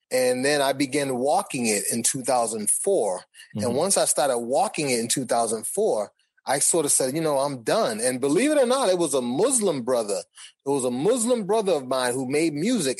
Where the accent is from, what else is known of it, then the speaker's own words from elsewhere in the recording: Boston, Massachusetts, United States; I grew up in Boston.